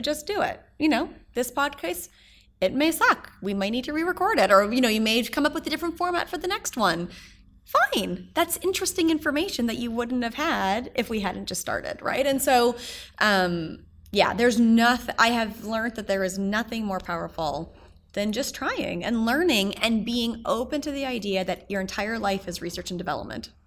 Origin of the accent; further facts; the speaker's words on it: Edmonton, Alberta, Canada; moved away as an adult; also born or lived in Toronto; now in New York City, United States; when I moved to Toronto from Edmonton, where I'm from